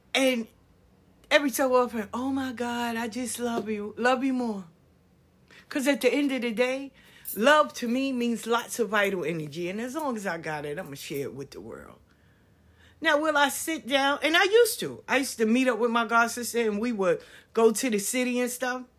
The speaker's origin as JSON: {"language": "English", "region": "New York", "country": "United States", "tie": "born or raised there", "also_born_or_lived": "Atlanta", "moved": "as an adult", "said": "I grew up in New York. I stayed in Atlanta for twenty years."}